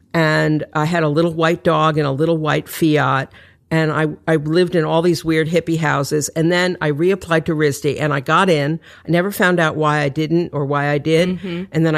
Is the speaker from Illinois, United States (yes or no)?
no; New York City, New York, United States; also born or lived in Detroit / Connecticut; Okay, well, I grew up mostly in Manhattan. I was born in Manhattan, but my parents split up when I was three, and then I moved with my mother to Detroit for a few years